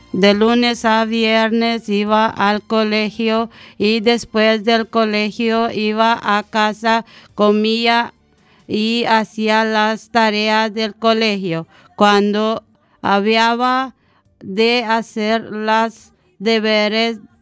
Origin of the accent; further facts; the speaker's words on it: Romania; Spanish is a second language; now in Spain; mi infancia en Rumanía